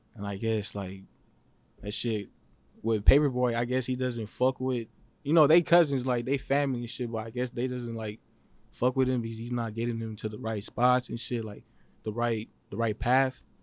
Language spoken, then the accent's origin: English; Los Angeles, California, United States; I was born in Los Angeles. I lived all over Los Angeles.